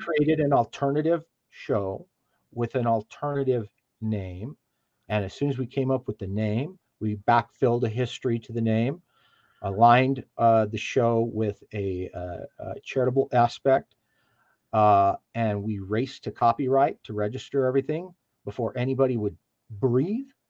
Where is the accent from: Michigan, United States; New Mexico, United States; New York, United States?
New Mexico, United States; moved away as an adult; I'm I'm 13th generation New Mexican.